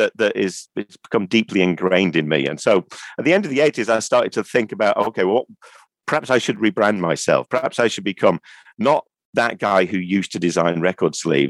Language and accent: English; Manchester, North West England, United Kingdom; being Mancunian